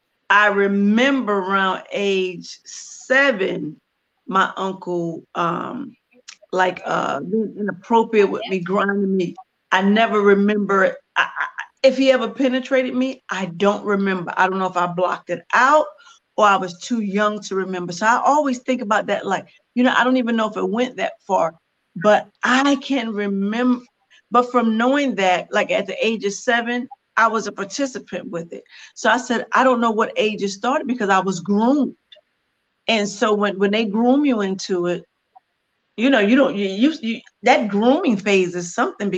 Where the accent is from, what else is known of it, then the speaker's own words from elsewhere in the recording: Brooklyn, New York, United States; also born or lived in South Carolina; I am originally from Brooklyn, New York, but ended up getting shuttled to South Carolina and lived there for a lot of years that I didn't want to. And then I ended up back in New York.